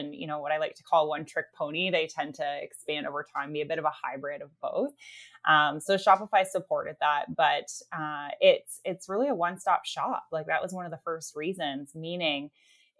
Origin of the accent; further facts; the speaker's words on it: Canada; we are Canadian as well